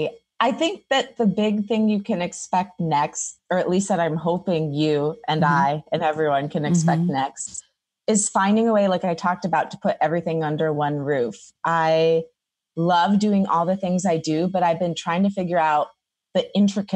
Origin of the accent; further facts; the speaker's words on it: Detroit, Michigan, United States; moved away as an adult; now in Los Angeles, United States; Growing up in Detroit, we have a huge Greek population